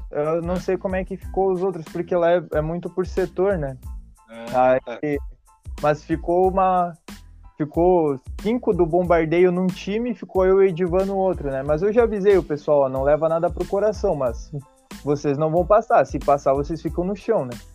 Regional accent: São Borja, Rio Grande do Sul, Brazil; É, eu, eu sou de São Borja

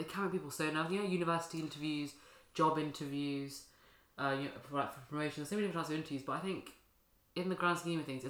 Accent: London, United Kingdom; We are actually North Londoners.

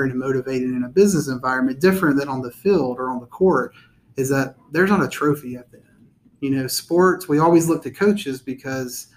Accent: Austell, Georgia, United States; born and raised in Cobb County, grew up in Austell.

